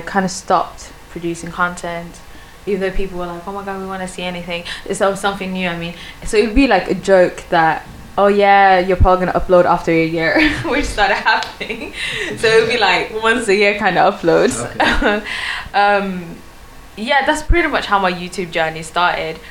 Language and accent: English; Sweden; first language Swedish; English is a second language; moved away; I was from Sweden myself.